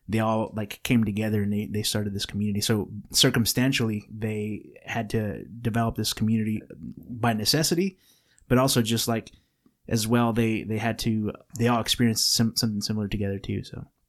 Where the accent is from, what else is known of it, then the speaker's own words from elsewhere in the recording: California, United States; we were born in California